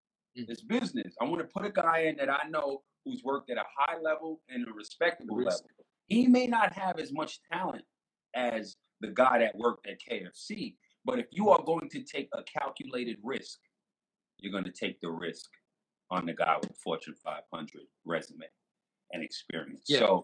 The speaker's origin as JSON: {"language": "English", "town": "New York City", "region": "New York", "country": "United States", "said": "So I'm from New York City"}